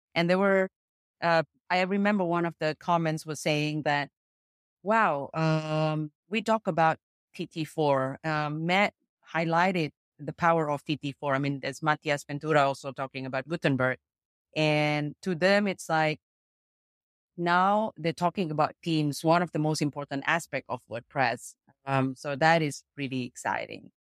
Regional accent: Jakarta, Indonesia; I'm from Jakarta, Indonesia

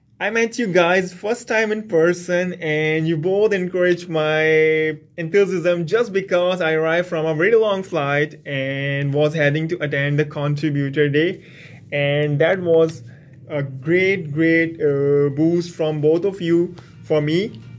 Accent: Pakistan; English is a second language; Community Manager, WP Experts, a WordPress agency, and I'm from Pakistan.

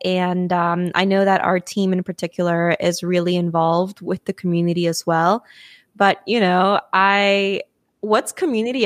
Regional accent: Lima, Peru; Lima, Peru. Mm-hmm. Um, because, fun fact, that's my hometown

